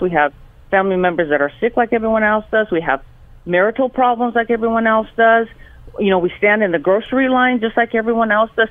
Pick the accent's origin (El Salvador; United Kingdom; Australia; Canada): El Salvador; now in Los Angeles, United States; I was born in El Salvador, and uh, my parents brought me here to Los Angeles in uh, 1974